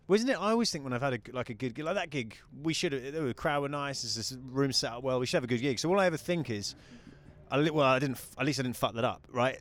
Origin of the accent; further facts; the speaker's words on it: United Kingdom; moved away as an adult; also born or lived in New Zealand; now in United States; I'm a British guy